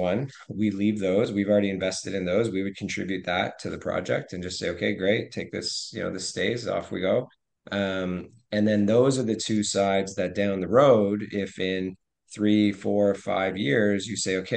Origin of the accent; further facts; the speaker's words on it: Hamilton, Ontario, Canada; now in Halifax, Canada; I grew up in Hamilton